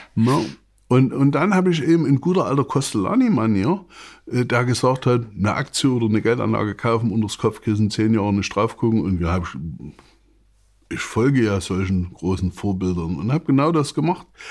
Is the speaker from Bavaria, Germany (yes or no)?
no; Saxony, Germany; ich bin Sachse